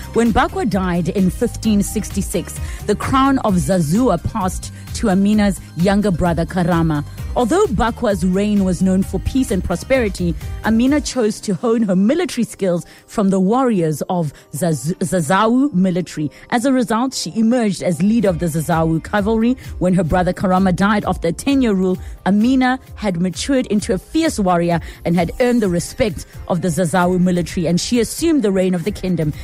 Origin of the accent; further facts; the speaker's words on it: East London, Eastern Cape, South Africa; moved away as an adult; now in Johannesburg, South Africa; originally, I'm from East London